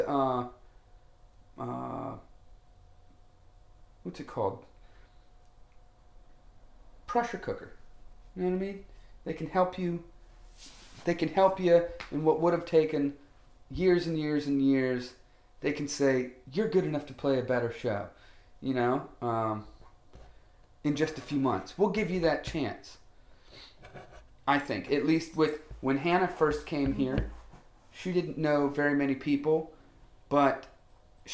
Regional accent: Orlando, Florida, United States; I grew up in Orlando.

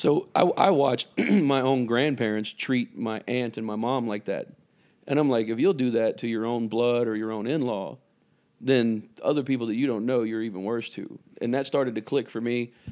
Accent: Vicksburg, Mississippi, United States; moved away; I was raised in Mississippi, a town called Vicksburg, Mississippi.

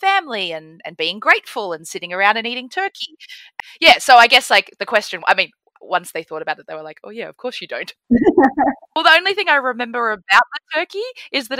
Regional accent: Mornington Peninsula, Victoria, Australia; also born or lived in Melbourne; now in Sydney, Australia; I grew up on the Mornington Peninsula down in Victoria

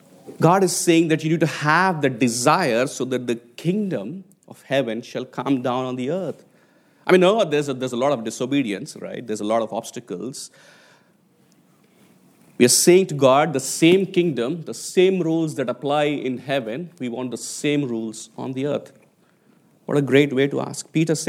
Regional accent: Hyderabad, Telangana, India; I mean, growing up in Hyderabad as a 1980s kid, and Hyderabad is actually where I was born, is actually one of the IT hubs

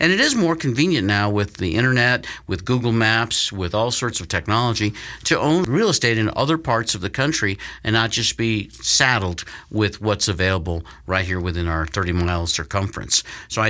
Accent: Colorado, United States; my home state, Colorado

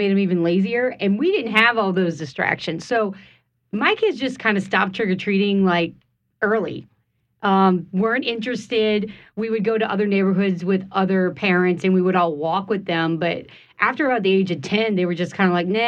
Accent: St. John the Baptist Parish, Louisiana, United States; I grew up in St. John Parish, so it was just a small area.

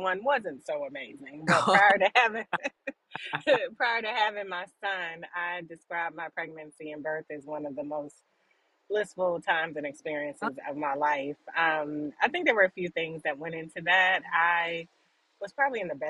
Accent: Hyattsville, Maryland, United States; moved away as an adult; now in Atlanta, United States; So I'm from Maryland, Hyattsville, Maryland

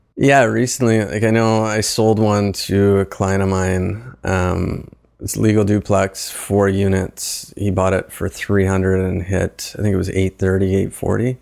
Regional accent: East Coast, Canada; moved away as an adult; also born or lived in Waterloo / Toronto; now in Hamilton, Canada; I'm from the East Coast. I moved up here to do my M B A at Laurier

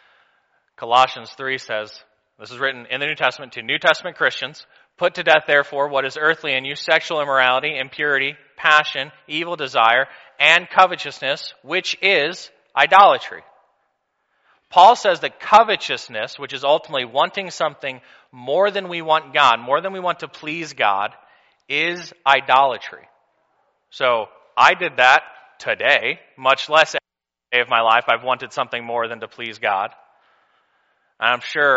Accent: Missouri, United States; I'm from Missouri

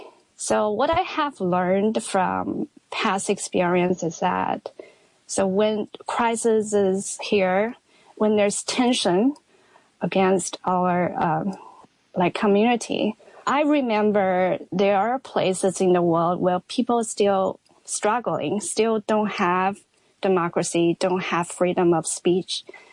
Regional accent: Wuhan, Hubei, China; moved away as an adult; also born or lived in Astoria, Queens, New York; now in New York, United States; I'm originally from Wuhan, but for the past 17 years, I've been living in the U.S.

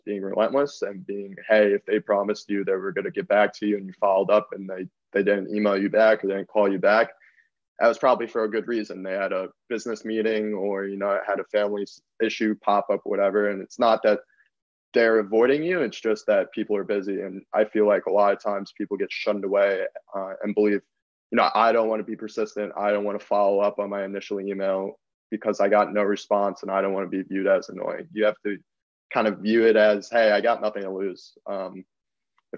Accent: Long Island, New York, United States; growing up on Long Island

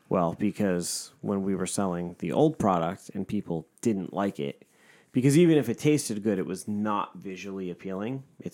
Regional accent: New York, United States; I grew up in New York. I'm a New York Jew. I know what a good bagel is.

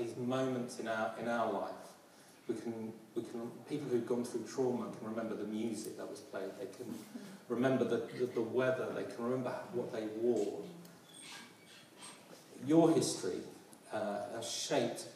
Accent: London, United Kingdom; As you can hear my accent, I'm a proud Londoner

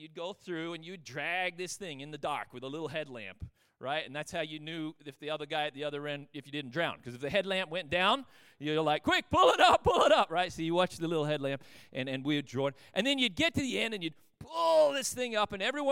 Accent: Australia; growing up in Australia, we fished a lot

